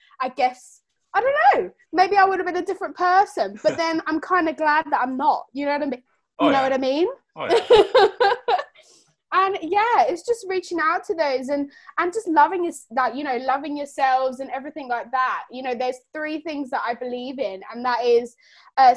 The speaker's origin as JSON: {"language": "English", "region": "London", "country": "United Kingdom", "said": "I'm from the UK. From London."}